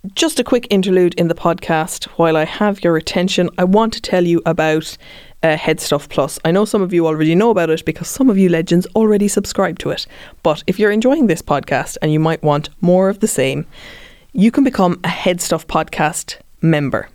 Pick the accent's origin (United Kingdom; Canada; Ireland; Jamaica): Ireland; Cork, Munster; I was raised in Cork